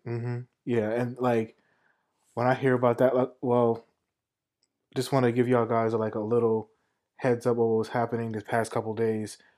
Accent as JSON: {"language": "English", "region": "New York", "country": "United States", "tie": "born or raised there", "moved": "as an adult", "said": "living in New York, growing up in New York"}